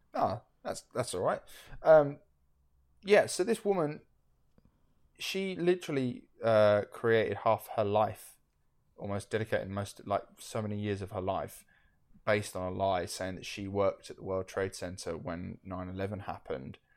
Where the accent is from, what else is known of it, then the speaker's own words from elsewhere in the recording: United Kingdom; we're from the United Kingdom